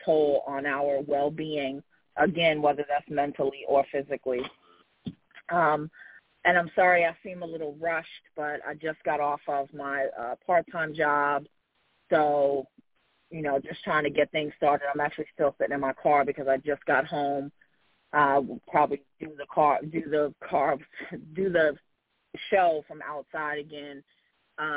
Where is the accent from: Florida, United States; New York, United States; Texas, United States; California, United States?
New York, United States; New York City; moved away as an adult; also born or lived in Washington, D.C. metro area; now in Madison, Alabama, United States; I'm originally from Jamaica, Queens, New York. Moved to the D.C. area when I turned 18